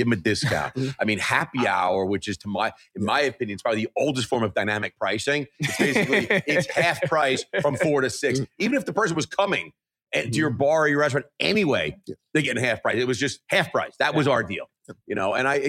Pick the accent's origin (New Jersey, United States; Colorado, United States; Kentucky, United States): New Jersey, United States; now in New York, United States; I've lived in New York now for 30 something years. I feel like that qualifies me to be a New Yorker, even though I was born in Jersey.